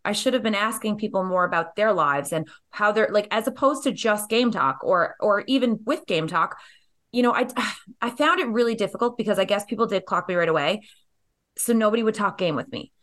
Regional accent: Canada; growing up in Canada

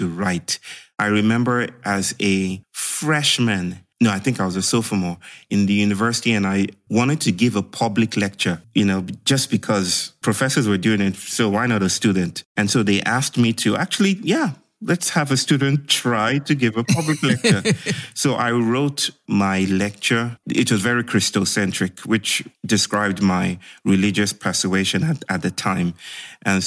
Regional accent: Nigeria; moved away as an adult; also born or lived in Germany; now in India; I did most of my growing up in Nigeria, schooling in Nigeria, teaching in Nigeria.

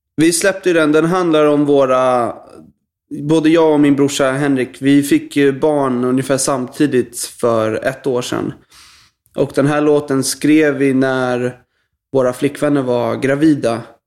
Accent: Stockholm, Stockholm County, Sweden; Jag är uppvuxen i eh, en eh, förort till Stockholm som heter Bromma.

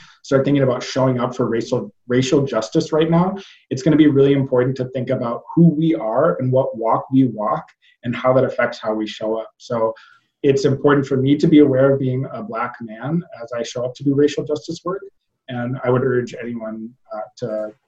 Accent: Minnesota, United States; now in Chicago, United States; I hail from Minnesota, where I grew up kind of learning the values of community and connection through growing up in a rural community

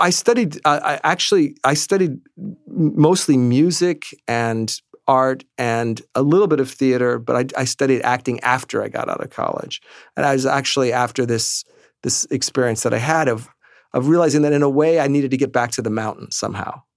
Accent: New York City, New York, United States; we grew up here in Manhattan

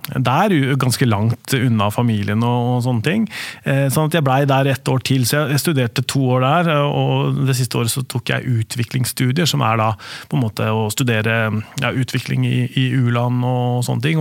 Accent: Spydeberg, Østfold, Norway; also born or lived in Askim / Oslo; Der vokste jeg opp

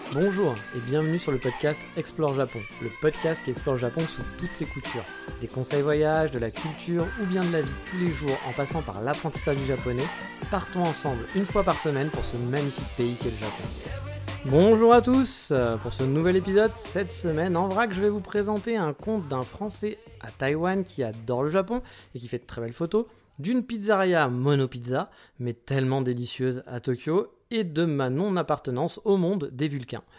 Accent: France; also born or lived in south of France; now in Japan; chez nous en France

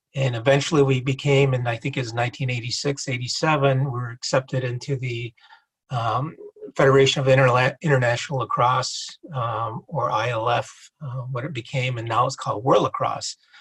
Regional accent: Seneca Nation, New York, United States; I'm from the Seneca Nation

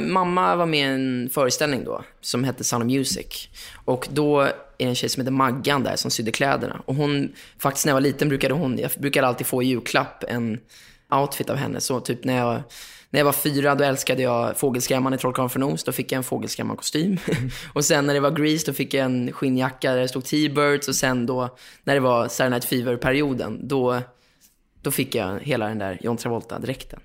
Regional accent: Lidingö, Stockholm County, Sweden; born or raised there; also born or lived in Östermalm, Stockholm

